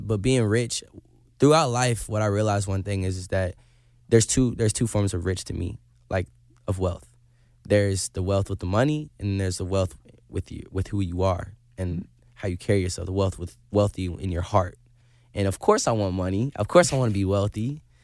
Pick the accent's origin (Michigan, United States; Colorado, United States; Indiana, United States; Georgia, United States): Indiana, United States; I'm a kid from Indiana